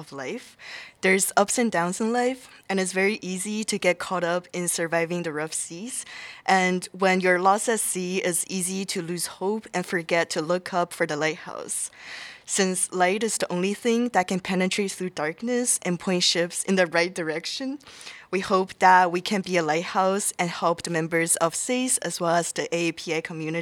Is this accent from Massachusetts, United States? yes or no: yes; Brookline, Massachusetts, United States; I'm a sophomore from Brookline, Massachusetts